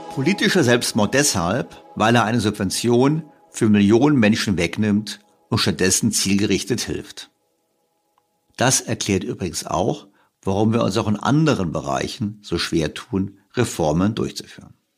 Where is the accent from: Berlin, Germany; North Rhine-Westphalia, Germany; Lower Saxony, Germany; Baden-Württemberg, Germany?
Berlin, Germany; als Berliner